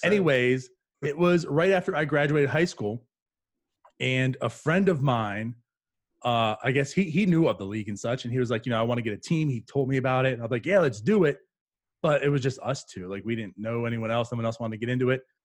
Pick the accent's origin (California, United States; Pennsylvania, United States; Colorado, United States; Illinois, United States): Pennsylvania, United States; New Castle; moved away as an adult; also born or lived in New Brunswick, New Jersey / Piscataway, New Jersey; now in Jacksonville, United States; I was born there, but I always consider myself I grew up in Pennsylvania